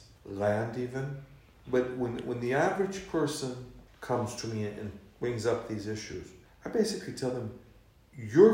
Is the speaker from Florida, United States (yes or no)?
yes; Florida, United States; moved away as an adult; now in United Kingdom; I'm born and raised in the United States in a multicultural, multi-religious society.